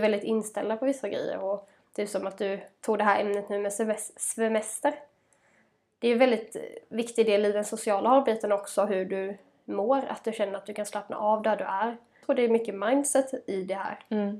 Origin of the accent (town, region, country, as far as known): Småland, Sweden; born or raised there